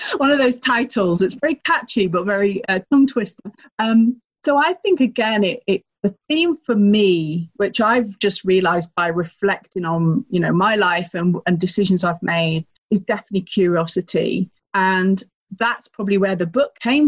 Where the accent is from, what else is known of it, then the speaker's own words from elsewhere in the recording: Lake District, North West England, United Kingdom; moved away as an adult; also born or lived in London; I am originally from the north of England on the Scottish border. Some people might know it as the Lake District